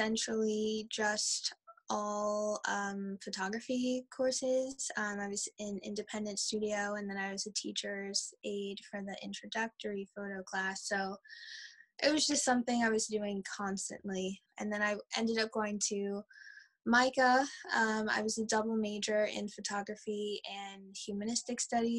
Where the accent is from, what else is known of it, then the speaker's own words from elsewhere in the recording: New Orleans, Louisiana, United States; now in Baltimore, United States; I am originally from New Orleans, Louisiana, but am based in live and work in Baltimore in Maryland here.